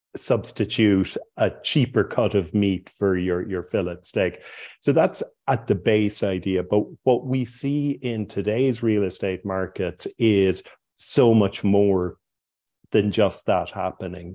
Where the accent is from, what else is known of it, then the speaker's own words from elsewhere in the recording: Cork, Munster, Ireland; moved away as an adult; also born or lived in Dublin; Cork was my hometown